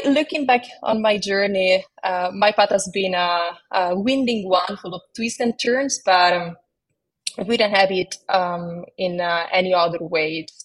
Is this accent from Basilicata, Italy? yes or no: no; Rome, Lazio, Italy; accent: Italian; moved away; you might detect a hint of an Italian accent in my voice. That's because I hail from Rome, Italy, where I spent my early years.